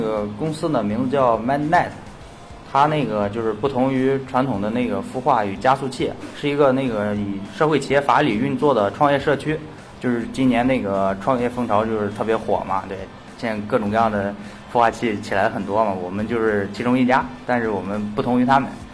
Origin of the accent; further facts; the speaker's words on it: Shandong, China; accent: Shandong; 我那个山东话的口音可能比较重